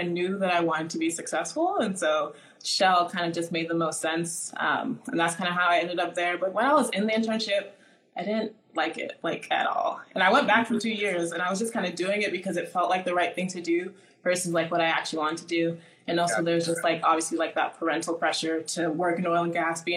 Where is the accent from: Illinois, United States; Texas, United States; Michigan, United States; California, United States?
Texas, United States; Houston; also born or lived in Nigeria / Atlanta / Philadelphia / New York; I was born in Nigeria, but I grew up in America